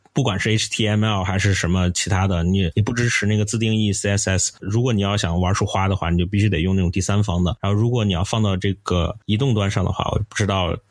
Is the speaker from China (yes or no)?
yes; China; 我是中国人